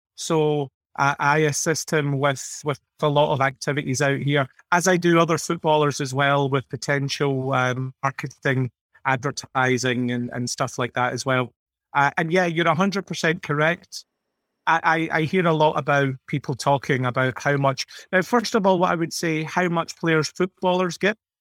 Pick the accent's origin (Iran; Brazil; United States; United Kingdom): United Kingdom; Scotland; speaking as, as Scottish people